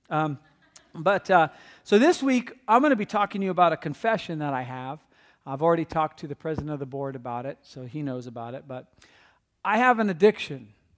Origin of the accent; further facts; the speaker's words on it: California, United States; I'm from California